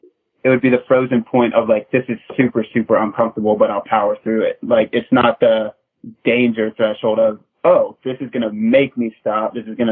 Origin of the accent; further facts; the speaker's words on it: the South, United States; because I'm from the South and Magpie's a Canadian native